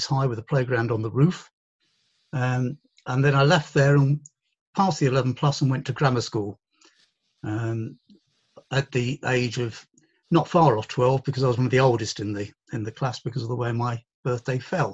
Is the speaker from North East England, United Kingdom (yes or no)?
no; Ilford, London, United Kingdom; I was born in Ilford. As I say, I was the oldest of 6 children, 4 boys, 2 girls. Mum was a stay-at-home mum her entire life. She never, ever worked outside the home after I was born. And Dad worked in the travel trade in London all his working life. So I grew up in a very ordinary suburb of London